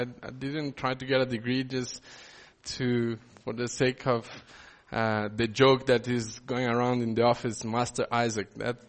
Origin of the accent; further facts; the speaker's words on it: Brazil; now in South Africa; I didn't grow up in South Africa. I come from Brazil. When I come here and I need to tick boxes, I'm considered an other.